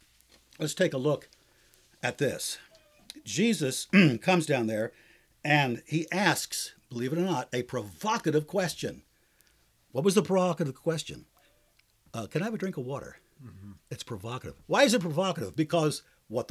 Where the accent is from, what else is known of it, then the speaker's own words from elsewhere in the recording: Ohio, United States; moved away; I'm from Ohio